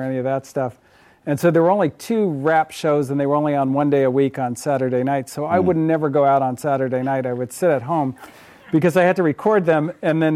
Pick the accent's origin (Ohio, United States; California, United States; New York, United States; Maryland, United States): California, United States; Berkeley; I grew up in the People's Republic of Berkeley, right across the way there